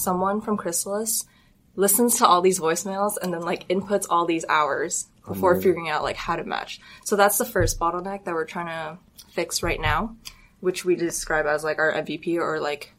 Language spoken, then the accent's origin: English; Arcadia, California, United States; I'm from Arcadia.